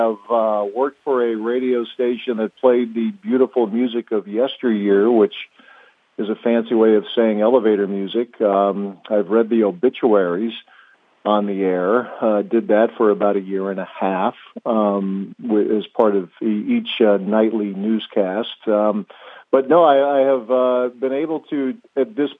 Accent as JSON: {"language": "English", "region": "Ohio", "country": "United States", "tie": "born or raised there", "moved": "as an adult", "lives_now": "Madison, United States", "said": "I grew up in Ohio."}